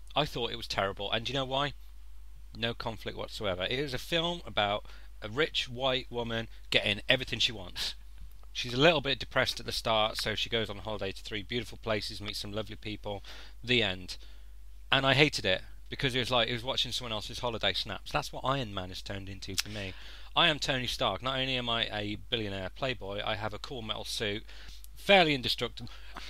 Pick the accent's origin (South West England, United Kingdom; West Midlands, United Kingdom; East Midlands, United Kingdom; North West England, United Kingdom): West Midlands, United Kingdom; Birmingham; But I mean, it's in Birmingham. I'm from Birmingham originally. I'm not going to pass judgment. Brummies are lovely folk. I still hold on to bits of my accent